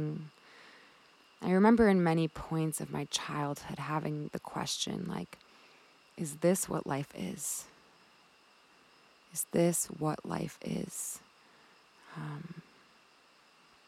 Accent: Milwaukee, Wisconsin, United States; moved away as an adult; also born or lived in Colorado; eventually I moved from Wisconsin, where I was born, to Colorado.

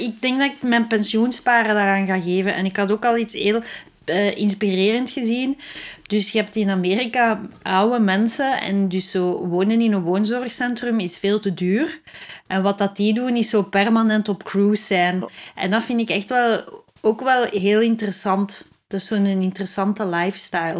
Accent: Flanders, Belgium; als ik als Vlaming

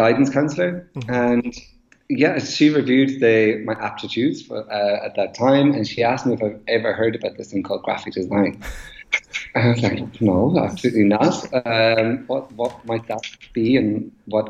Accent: Roscommon, Connacht, Ireland; moved away as an adult; also born or lived in Limerick, Ireland; now in London, United Kingdom; I'm Irish. I grew up in Ireland, in the middle of Ireland, a place called Roscommon

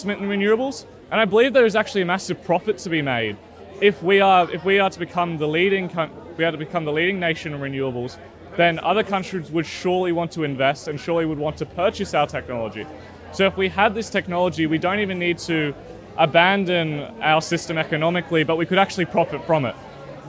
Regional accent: Sydney, New South Wales, Australia; around my area, especially in the east where I used to live, a lot of the things in my childhood that I used to think were quite beautiful, like especially Centennial Park.

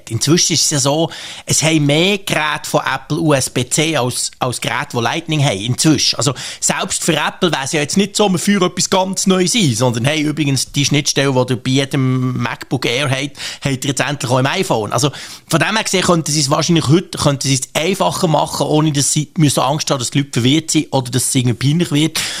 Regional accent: Switzerland; das ist natürlich der Punkt, der mich als Schweizer immer nervt. Und ich bin dort auch eher skeptisch, was die Geschwindigkeit anbelangt, wie das die Schweiz ähm, soll dazukommen soll.

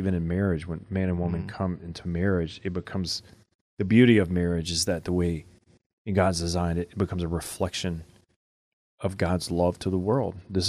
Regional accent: Louisiana, United States; I mean, you know, I grew up in Louisiana.

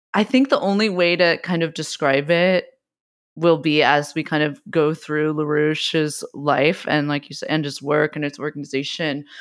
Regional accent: West Coast, United States; I also grew up. We grew up on the West Coast.

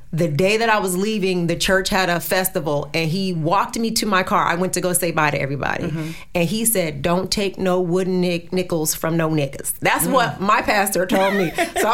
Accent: New Jersey, United States; So I'm from Jersey, and so I'm in Jersey all the time, except

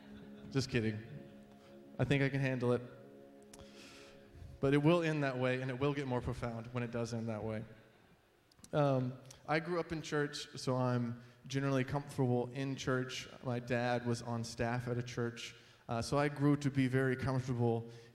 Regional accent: Georgia, United States; also born or lived in Florida; now in New Jersey, United States; She's generally from the Chicago area, and I grew up in Georgia and Florida. So when people ask where we're from, I say lots of places.

